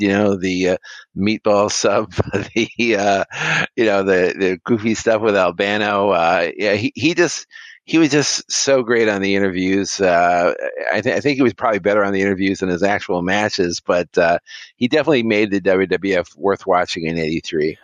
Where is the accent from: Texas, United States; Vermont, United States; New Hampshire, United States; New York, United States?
New York, United States; Binghamton; my hometown Binghamton